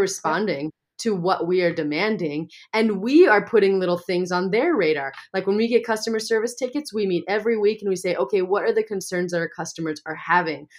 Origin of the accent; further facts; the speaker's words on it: Montana, United States; growing up in Montana, I know a lot of farmers and ranchers